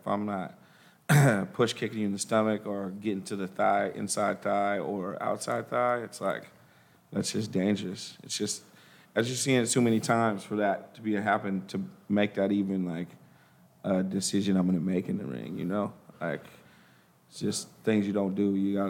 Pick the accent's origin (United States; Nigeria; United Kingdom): Nigeria; the thing about it is my boy is Nigerian. I'm Nigerian.